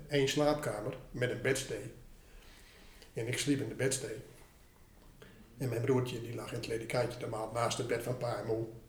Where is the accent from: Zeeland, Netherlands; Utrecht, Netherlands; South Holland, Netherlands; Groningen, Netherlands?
Groningen, Netherlands; Ten Post; Ik ben in Ten Post opgegroeid. En, eh, dat is eh, in Groningen